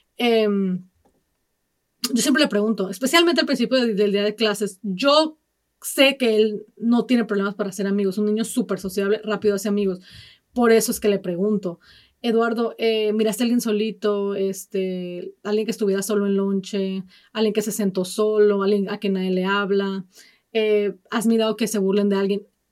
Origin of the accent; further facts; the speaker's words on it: Mexico; now in United States; yo soy de México y prefiero mil veces vivir aquí